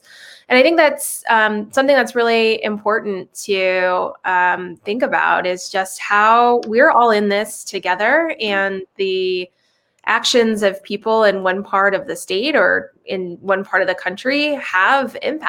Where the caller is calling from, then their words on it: San Francisco, California, United States; I'm calling from San Francisco, which is where I live and have been living throughout the entire pandemic.